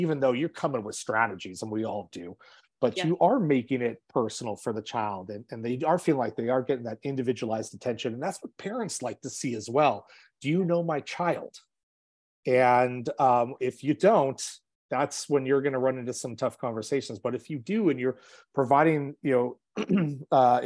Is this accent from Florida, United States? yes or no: no; Los Angeles, California, United States; growing up in Los Angeles, my school did not have air conditioning